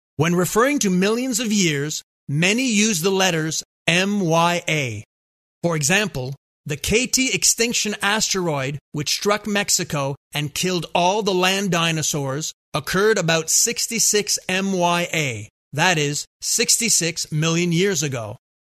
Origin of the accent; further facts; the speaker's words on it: Montreal, Quebec, Canada; growing up in Montreal